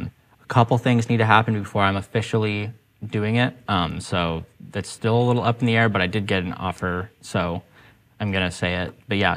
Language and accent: English; Rocky Mountains, United States; now in Portland, United States; I actually initially wanted to move out of Portland and get to a sunnier place. Somewhere where the sunshine's super important to me. I grew up